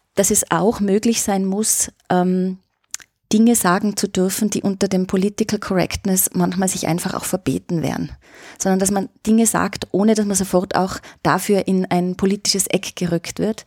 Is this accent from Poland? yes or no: no; Austria; bei uns in Österreich